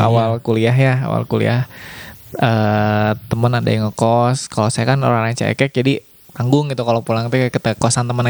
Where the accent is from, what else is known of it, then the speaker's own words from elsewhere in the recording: Rancaekek, West Java, Indonesia; itu di Rancakek sama kelahiran saya